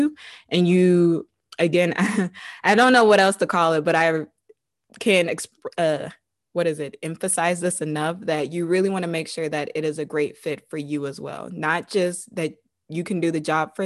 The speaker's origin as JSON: {"language": "English", "town": "Savannah", "region": "Georgia", "country": "United States", "tie": "born or raised there", "also_born_or_lived": "Virginia", "moved": "yes", "said": "I was born and raised in Savannah, Georgia"}